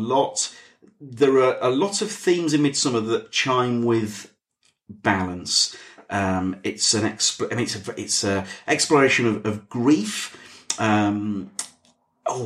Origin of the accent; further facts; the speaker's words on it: the north of England, United Kingdom; accent: northern; my northern accent